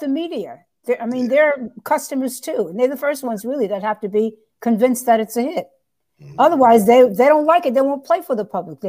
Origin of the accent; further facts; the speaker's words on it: New York City, New York, United States; I'm from New York City.